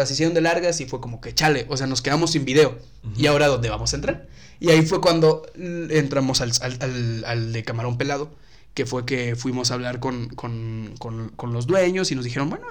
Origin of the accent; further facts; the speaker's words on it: Tampico, Tamaulipas, Mexico; also born or lived in San Luis Potosí; Pero durante mucho tiempo, pues viví en, en, Tampico.